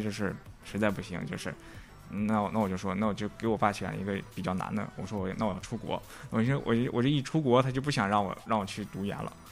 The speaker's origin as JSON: {"language": "Chinese", "region": "Northeast China", "country": "China", "also_born_or_lived": "Shanghai", "moved": "as an adult", "said": "我是，我是一个东北人。"}